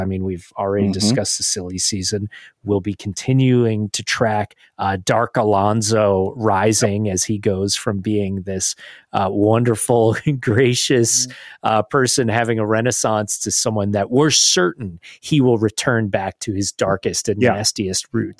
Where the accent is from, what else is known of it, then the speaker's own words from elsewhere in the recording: United States; as an American fan